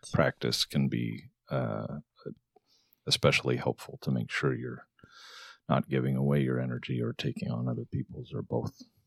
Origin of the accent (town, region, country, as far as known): Arizona, United States; born or raised there; moved away